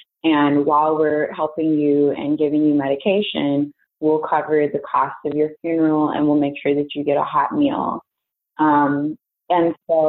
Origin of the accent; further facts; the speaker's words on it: Las Vegas, Nevada, United States; also born or lived in Texas; now in Alabama; I am originally from Las Vegas, Nevada. And by way of being in Texas and from Texas, attending the illustrious Tuskegee University, I came to Alabama.